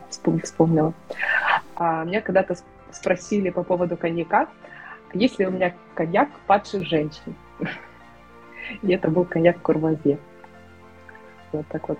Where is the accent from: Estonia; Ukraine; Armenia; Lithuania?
Ukraine; я из Украины